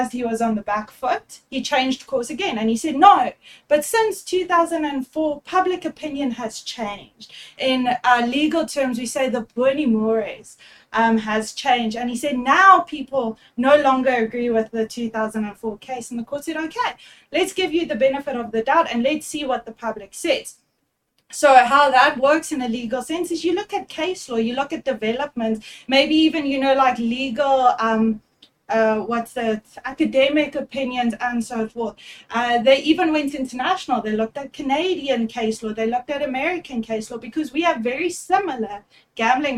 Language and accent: English; Durban, KwaZulu-Natal, South Africa; I'm actually from Durban, so I attended once when I turned 18 or 19. I went to our big casino in Durban